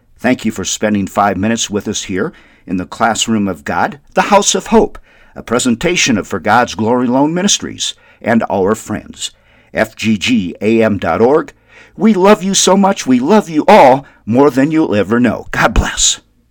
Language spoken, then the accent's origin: English; Wyndham, Minnesota, United States; growing up in Wyndham, Minnesota